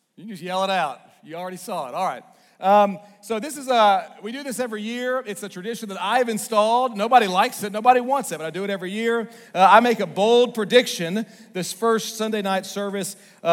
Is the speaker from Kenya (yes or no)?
no; Northwest Arkansas, United States; also born or lived in Little Rock, Arkansas; I'm originally from Little Rock, born in Little Rock, and then I ended up being raised up here in Northwest Arkansas